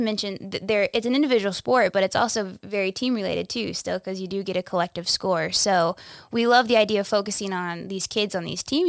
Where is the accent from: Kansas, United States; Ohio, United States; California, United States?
Kansas, United States; Dodge City; also born or lived in Wichita, Kansas; I grew up in Western Kansas, Southwest Kansas, in Dodge City, on a ranch, raising cattle